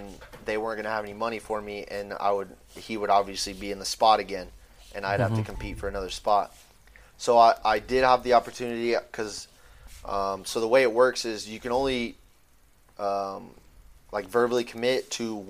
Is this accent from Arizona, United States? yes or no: yes; Phoenix, Arizona, United States; We're all from Arizona